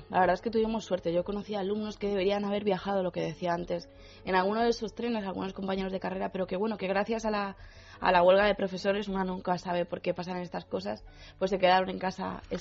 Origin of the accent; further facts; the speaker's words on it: Argentina; nosotros estábamos, bueno, somos de Argentina, estábamos en, casa